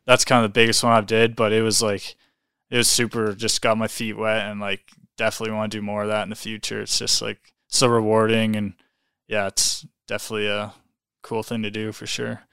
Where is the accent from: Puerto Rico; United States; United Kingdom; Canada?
Canada; Calgary, Alberta; I'm from Calgary here